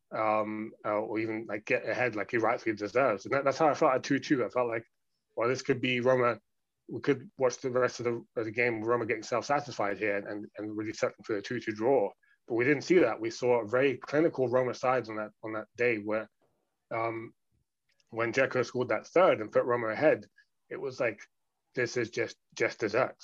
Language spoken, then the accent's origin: English; London, United Kingdom; I'm someone who has spent the majority of my life growing up in London, among other places